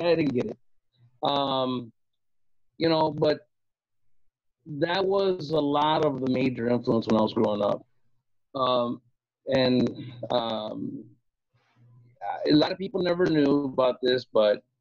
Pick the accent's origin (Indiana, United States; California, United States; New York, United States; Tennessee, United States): Indiana, United States; Gary; moved away; I grew up in Gary.